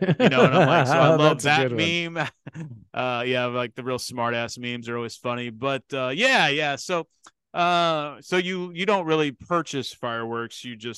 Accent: Kansas City, United States; And because I'm from Kansas City and I went to WWF

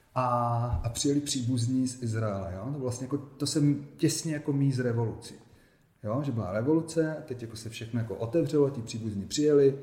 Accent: Ostrava, Moravian-Silesian Region, Czechia; moved away as an adult; also born or lived in Israel; Já jsem se narodil v Ostravě

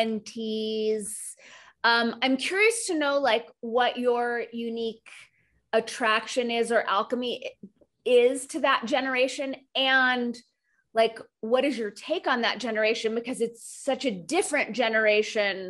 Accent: United States; you and I are both born and raised in the United States

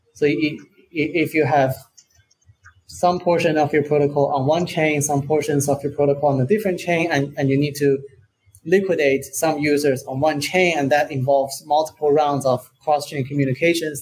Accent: China; now in Portugal; I'm originally from China

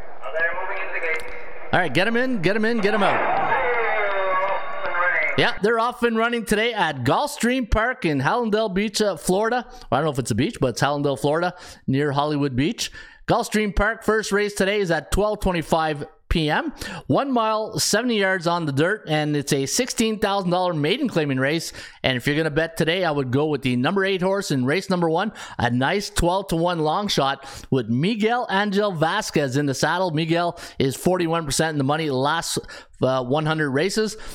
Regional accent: Ottawa, Ontario, Canada; I'm a Ottawa guy, so obviously I grew up taking on the Habs.

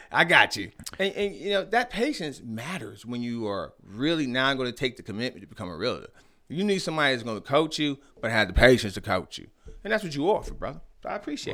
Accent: New York City, New York, United States; moved away as an adult; also born or lived in Norfolk, Virginia / Queens Village, New York / Fort Huachuca, Arizona; now in Arizona, United States; I was born in Norfolk, raised out there in, Bedford Stuyvesant

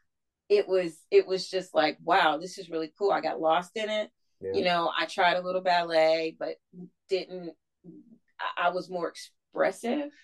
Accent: Michigan, United States; moved away as an adult; now in Southern United States; I knew that I needed to get out of Michigan and I needed to get away from my family

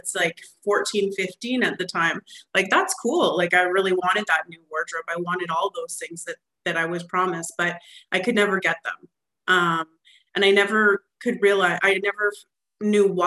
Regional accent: Alberta, Canada; I'm actually from Alberta, Canada, and so I come from a long ways away.

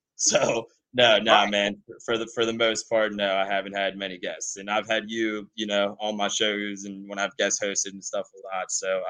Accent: Louisiana, United States; being multicultural and being, you know, born and bred in Louisiana, but having the Guatemalan Latin American blood.

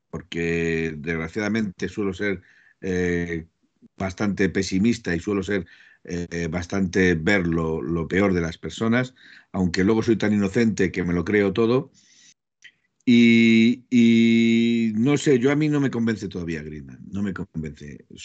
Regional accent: Aragon, Spain; also born or lived in Madrid; Yo sé que soy cabezón, que soy de Aragón, bueno, los de Aragón me consideran de Madrid, los de Madrid me consideran de Aragón

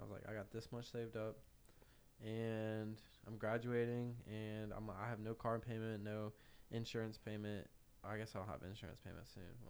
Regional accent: Denver, North Carolina, United States; I'm from Denver, North Carolina.

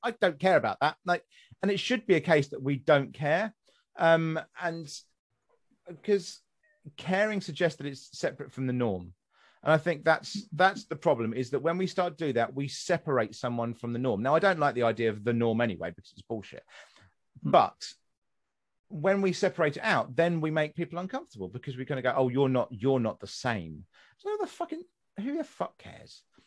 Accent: West Sussex, South East England, United Kingdom; moved away; I'm from West Sussex originally

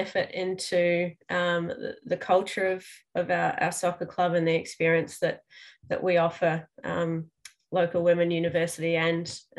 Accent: New Zealand; moved away as an adult; now in Melbourne, Australia; I'm also not originally from Australia. So I came over to Melbourne from New Zealand about 14 years ago.

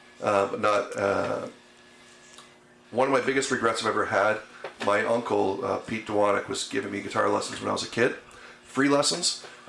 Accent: Thorold, Ontario, Canada; also born or lived in St. Catharines; Born in St. Catharines. Grew up most of my life. Well, I guess not now. Most of my life now. I still seem to think that I'm like 25 years old. But I grew up in school in Thorold.

